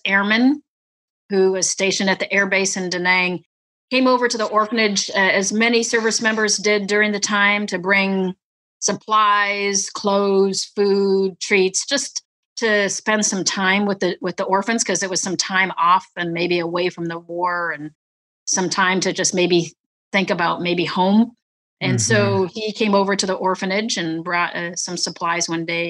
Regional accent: northern Wisconsin, United States; also born or lived in Vietnam / Clovis, New Mexico / San Antonio, Texas; we moved up to northern Wisconsin, where my mom was from. So we moved up to the house right across the street from my my grandma and grandpa mm. and that's where we grew up in a very very small town

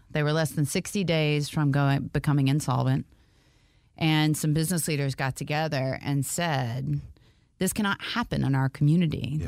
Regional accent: Valdosta, Georgia, United States; also born or lived in Auburn, Alabama; now in Atlanta, United States; we moved to South Georgia to a city called Valdosta, Georgia

